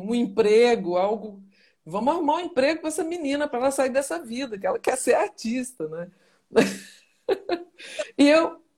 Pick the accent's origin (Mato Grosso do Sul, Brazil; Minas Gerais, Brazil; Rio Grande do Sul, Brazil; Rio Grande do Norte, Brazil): Minas Gerais, Brazil; moved away; also born or lived in Goiânia / São Paulo; eu nasci mesmo em Minas Gerais, né? Eu sou ah. mineira, tá. nascida em, Min em Minas Gerais